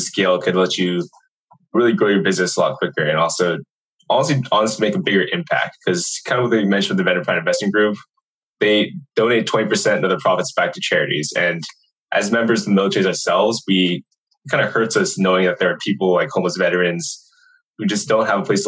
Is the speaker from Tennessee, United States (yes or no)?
no; Redondo Beach, California, United States; moved away; I was originally from Redondo Beach, California